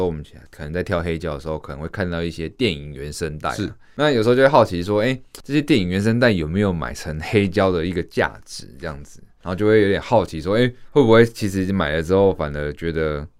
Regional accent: Taiwan; 这是属于我们台湾人的听音乐的方式。

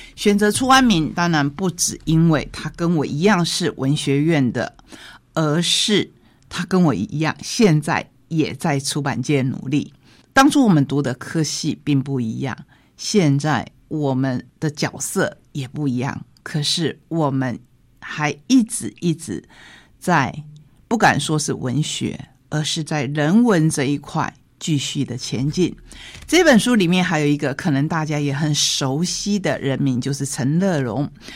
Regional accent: Taitung County, Taiwan; also born or lived in Tainan; 跟着现在我们台东的国本农场的王家移民到了台东

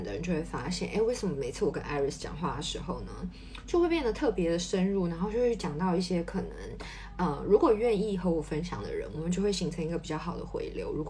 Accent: Taiwan; now in Paris, France; 那我觉得过去的我在台湾，我可能就是很少有这种，嗯，比如说同侪压力、同事之间的压力，或是在职场上面的压力。不过呢，我搬来巴黎之后

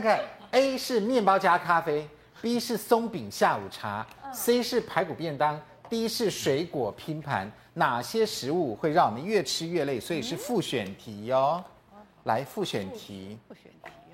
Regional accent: Taiwan; 我们台湾人

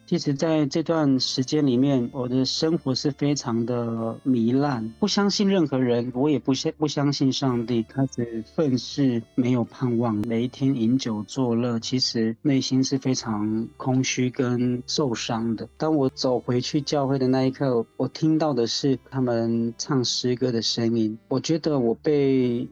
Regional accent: Haiduan, Taitung County, Taiwan; 我是来自台东海端乡的 的布农族

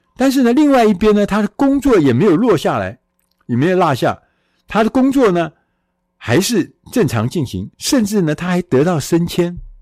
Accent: Taiwan; 我们远在千里之外的台湾

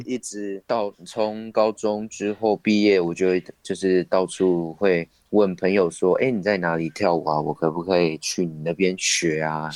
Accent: Taitung County, Taiwan; 我是来自台东县的卑南族

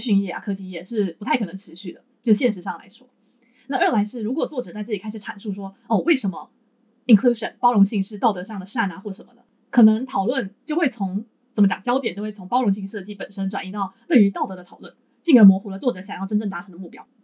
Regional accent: Taiwan; now in Japan; 我原本是作为台湾人置身于台湾这一的主，主流的，你说族群也好的一个社会里面

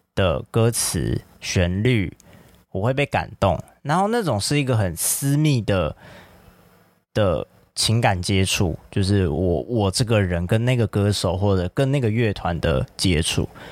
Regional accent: Taiwan; 作为一个台湾人

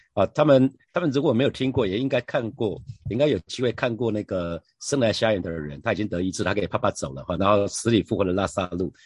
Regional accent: Taiwan; 我是台湾人

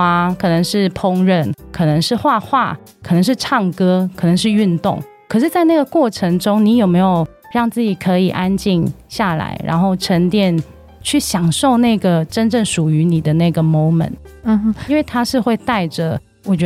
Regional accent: Hong Kong; moved away; 那其实我是香港人，之前在香港从事创意企划的工作。

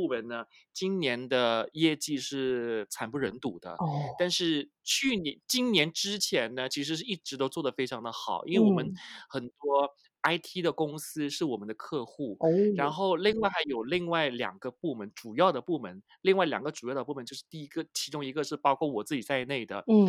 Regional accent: Malaysia; 我就说我是马来西亚来的。如果对方不喜欢我的口音，觉得我从马来西亚来，我的出身比较卑贱的，那没有办法啊，因为那还是事实。

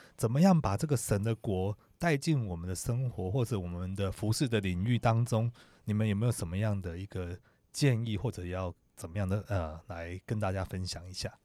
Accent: Taiwan; 我是台湾来的

